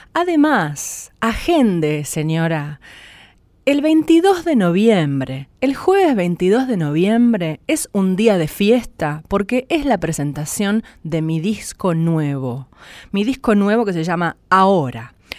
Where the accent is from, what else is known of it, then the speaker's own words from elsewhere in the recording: San Nicolás de los Arroyos, Buenos Aires Province, Argentina; San Nicolás de los Arroyos, de mi pueblo